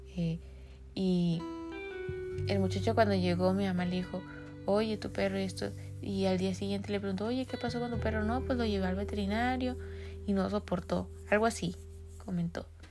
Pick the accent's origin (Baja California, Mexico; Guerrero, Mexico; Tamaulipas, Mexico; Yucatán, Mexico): Baja California, Mexico; Tijuana; en el país de donde yo soy, específicamente Tijuana, Baja California